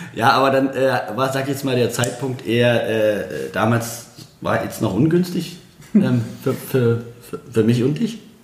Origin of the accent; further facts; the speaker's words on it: Bitterfeld, Saxony-Anhalt, Germany; also born or lived in Berlin; now in Leipzig, Germany; bin ja Bitterfeld-Halle da so groß geworden